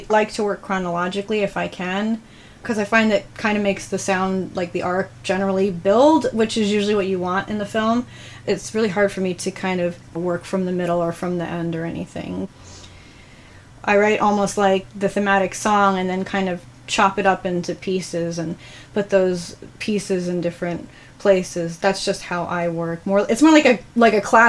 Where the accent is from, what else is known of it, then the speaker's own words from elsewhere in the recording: New York, United States; now in Los Angeles, United States; I'm actually from New York